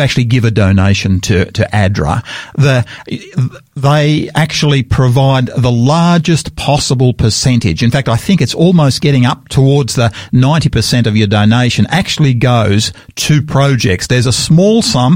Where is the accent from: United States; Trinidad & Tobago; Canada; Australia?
Australia; being an Australian